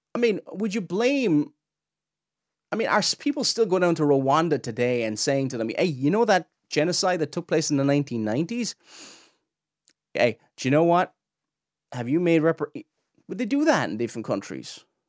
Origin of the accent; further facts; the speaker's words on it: Ireland; I'm Irish